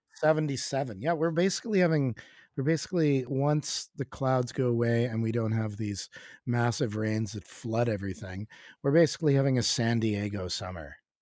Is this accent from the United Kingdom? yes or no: no; Canada; as a Canadian, as a Canadian